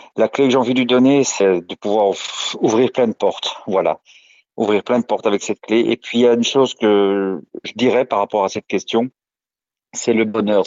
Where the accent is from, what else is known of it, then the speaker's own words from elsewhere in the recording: Brussels, Brussels-Capital Region, Belgium; je suis belge, je suis né à Bruxelles le 7 juin 1972